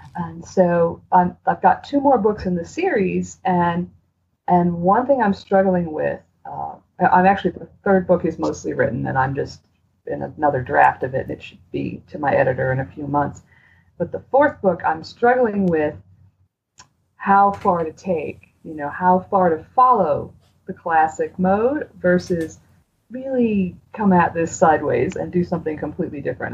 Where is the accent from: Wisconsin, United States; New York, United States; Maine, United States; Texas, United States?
Maine, United States; I'm from Maine